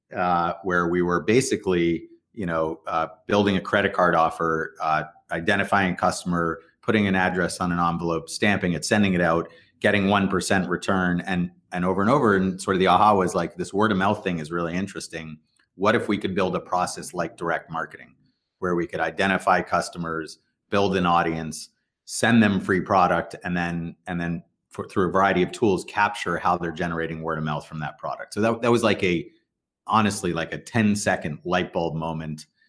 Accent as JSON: {"language": "English", "town": "Weston", "region": "Massachusetts", "country": "United States", "tie": "born or raised there", "said": "grew up in Weston, so just outside the city here"}